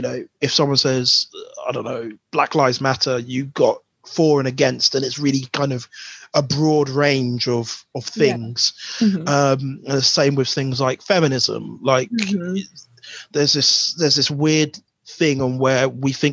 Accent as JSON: {"language": "English", "area": "Buckinghamshire", "region": "South East England", "country": "United Kingdom", "tie": "born or raised there", "said": "My parents are from St. Vincent, but I'm born in Buckinghamshire"}